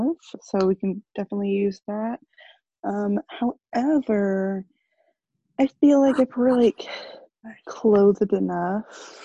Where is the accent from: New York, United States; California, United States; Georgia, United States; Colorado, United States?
Georgia, United States; near Atlanta; I say like near Atlanta